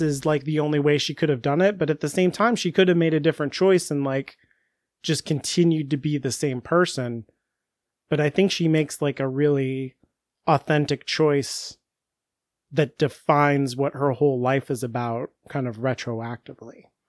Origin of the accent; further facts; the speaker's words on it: United States; I'm American.